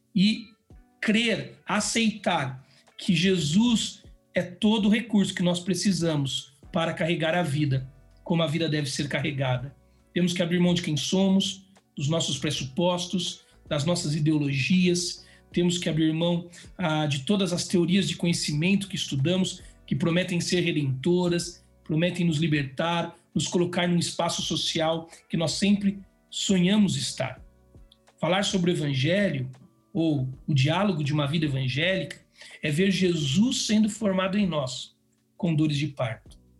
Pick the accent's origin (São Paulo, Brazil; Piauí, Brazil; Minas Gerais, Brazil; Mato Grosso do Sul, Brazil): São Paulo, Brazil; Vale do Paraíba; moved away as an adult; also born or lived in Jacareí; now in Atibaia, Brazil; Vale do Paraíba, eu sou dessa região, sou do Vale do Paraíba, lugar muito legal